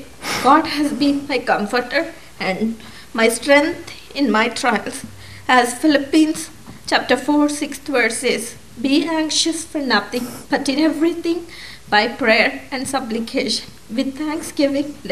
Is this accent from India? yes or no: yes; India; moved away; I was born in India and raised in a Christian family.